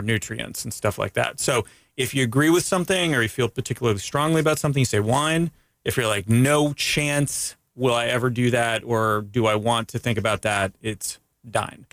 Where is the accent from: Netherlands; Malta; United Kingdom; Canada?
Canada; now in United States; I'm from Canada